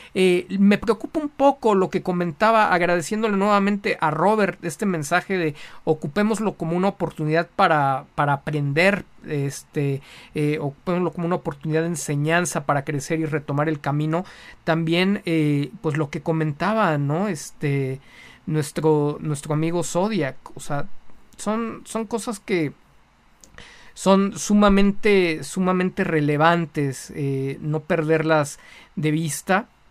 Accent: Mexico; como buenos mexicanos

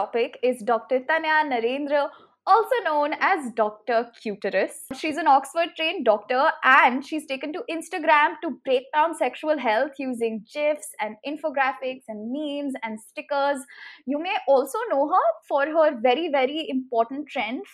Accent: Delhi, India; I grew up in Delhi, which is supposed to be progressive

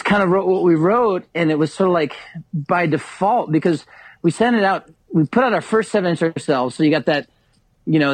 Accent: Kansas City, United States; we're from Kansas City.

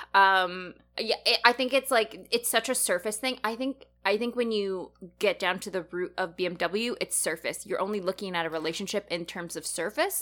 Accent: Canada; I grew up in Canada, I'm more associated with that culture

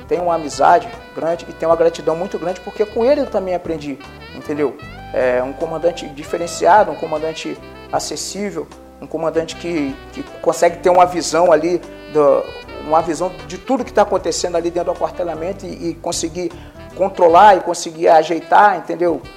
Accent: Rio de Janeiro, Brazil; moved away as an adult; also born or lived in Corumbá, Mato Grosso do Sul / Pernambuco; now in Dom Pedrito, Brazil; eu sou carioca da gema

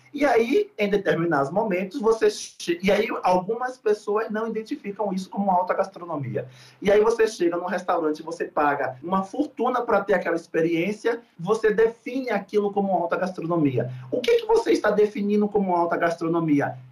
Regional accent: Salvador, Bahia, Brazil; eu sou de Salvador.

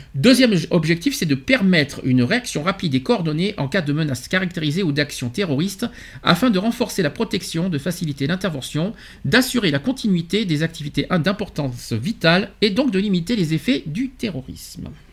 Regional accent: France; chez nous en France

